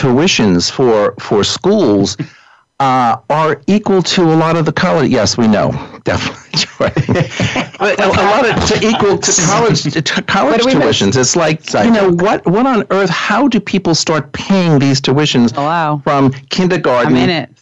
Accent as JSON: {"language": "English", "town": "Yonkers", "region": "New York", "country": "United States", "tie": "born or raised there", "lives_now": "New York City, United States", "said": "I grew up in Yonkers for a bunch of years before we moved further upstate"}